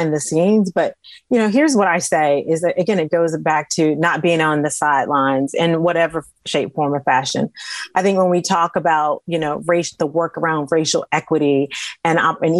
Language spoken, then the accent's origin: English; the South, United States; I grew up in the South